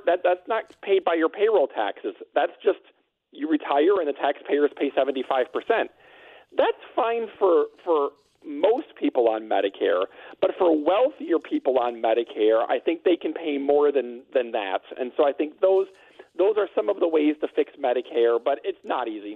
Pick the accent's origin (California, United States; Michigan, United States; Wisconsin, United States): Wisconsin, United States; I'm from Wisconsin